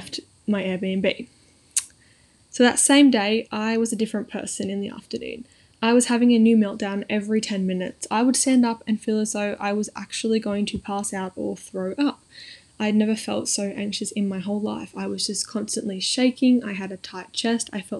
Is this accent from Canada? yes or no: no; Sydney, New South Wales, Australia; I'm from Sydney, which is quite a small city